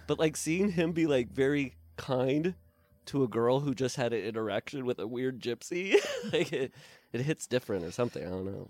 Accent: Midwest, United States; now in Los Angeles, United States; I'm from the Midwest

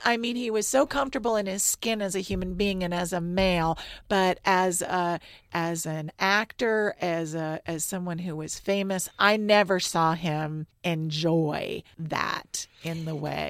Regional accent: Miami, Florida, United States; moved away as an adult; also born or lived in New Orleans / Washington / New York; now in San Francisco, United States; I grew up in Miami, went to school in New Orleans, Washington, New York

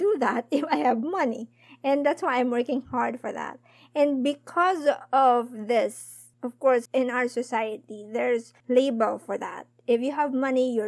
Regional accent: Philippines; We, as in Filipino

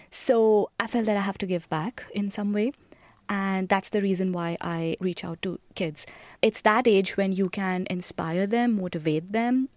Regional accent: New Delhi, Delhi, India; moved away; I was born in India, in the capital, New Delhi

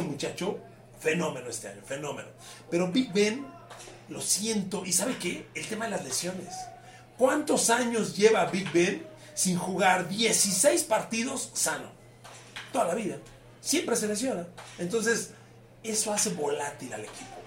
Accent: Ecatepec, State of Mexico, Mexico; como soy de Catepec, pues en mi colonia viento el barrio

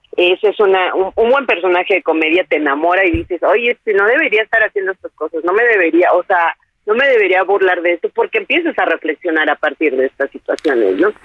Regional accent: Mexico; nos une como mexicanos

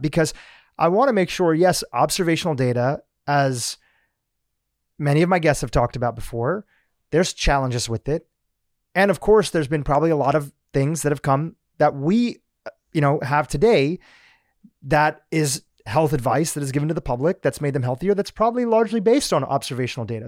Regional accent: United States; also born or lived in Kenya; we mostly grew up in the States

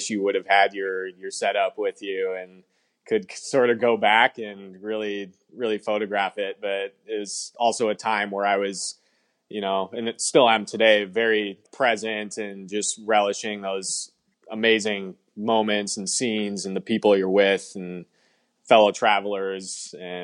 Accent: Wisconsin, United States; moved away as an adult; also born or lived in Minneapolis, Minnesota; now in San Francisco, United States; I grew up in small town Wisconsin

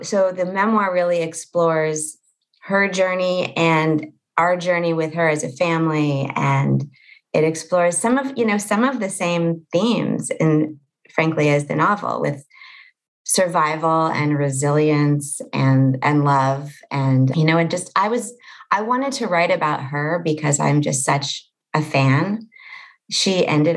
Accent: Los Angeles, California, United States; I live in a town in Los Angeles called Pacific Palisades, and it is where I grew up

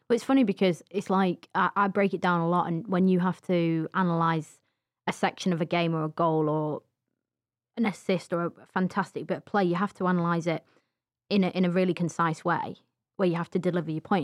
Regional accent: England, United Kingdom; we were just, you know, categorized as the English.

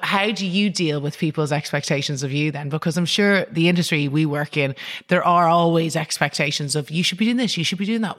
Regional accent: Ireland; I think even as an Irish person

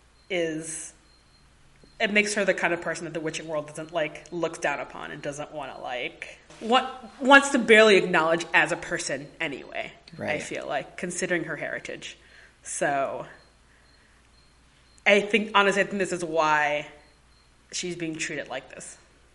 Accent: United States; as an American

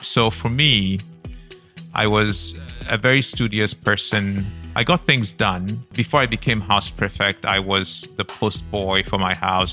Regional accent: Accra, Greater Accra, Ghana; also born or lived in Kumasi; I grew up in Kumasi, Accra, the very early years, and then Accra when I was six years old, and came to school in Accra

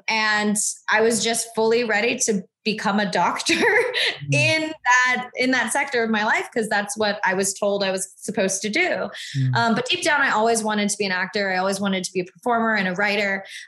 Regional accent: the South, United States; And then, you know, I grew up in the South where I'm usually the only Asian family on a military base.

